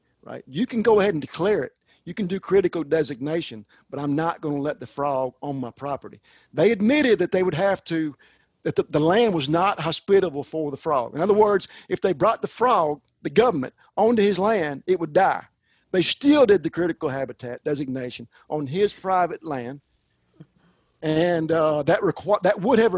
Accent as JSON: {"language": "English", "country": "United States", "said": "as an American"}